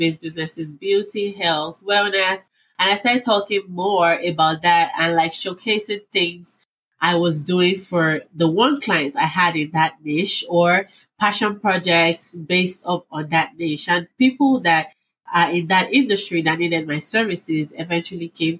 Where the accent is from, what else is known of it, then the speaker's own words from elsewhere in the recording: Nigeria; moved away as an adult; now in United States; I grew up in Nigeria before I moved to the States like 6 years ago.